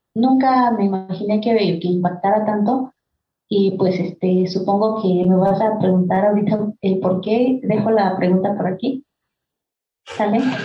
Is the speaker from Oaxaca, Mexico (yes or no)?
yes; Huautla de Jiménez, Oaxaca, Mexico; first language Mazatec; Spanish is a second language; moved away; yo soy del, originaria de la comunidad que se llama Barranca Seca, Huautla de Jiménez, Oaxaca